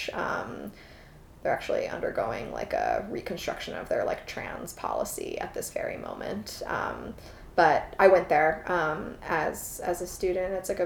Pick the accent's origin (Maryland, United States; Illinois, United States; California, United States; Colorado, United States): Illinois, United States; Chicago; moved away as an adult; also born or lived in Roanoke, Virginia; I grew up in Chicago and spent 19 years of my life there